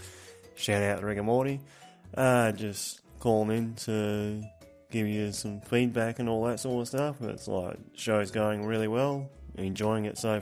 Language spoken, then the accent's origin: English; Australia; I am Australian